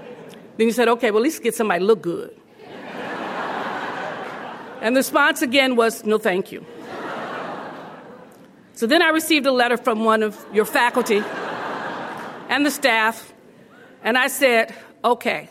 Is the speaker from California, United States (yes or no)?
yes; Los Angeles, California, United States; When you're born in the projects of Los Angeles, in the Pueblos